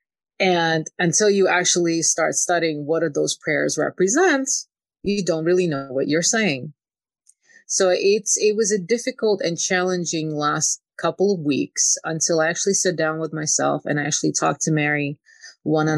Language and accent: English; Kyiv, Ukraine; moved away; I grew up in a very controlling environment. I'm from Ukraine. I'm from Kiev